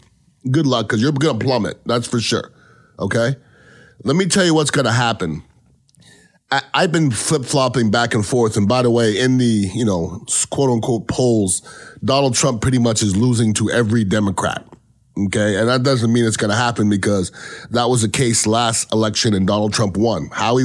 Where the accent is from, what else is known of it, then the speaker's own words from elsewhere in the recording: Canada; I'm from Canada, okay?